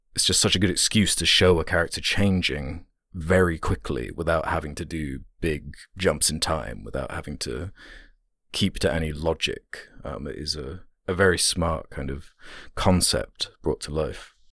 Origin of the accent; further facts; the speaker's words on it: United Kingdom; being British